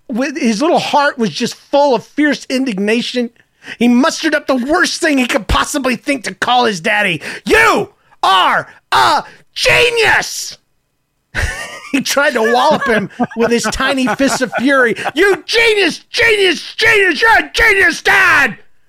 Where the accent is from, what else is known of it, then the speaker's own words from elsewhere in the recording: the South, United States; You know, I'm from the South ultimately, and even though I don't still have my accent